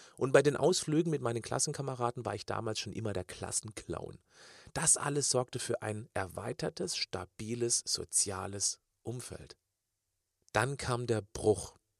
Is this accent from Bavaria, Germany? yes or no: no; Kirchzarten, Baden-Württemberg, Germany; Diese drei begleiteten mich während meiner Kindheit in Kirchzarten bei Freiburg im Schwarzwald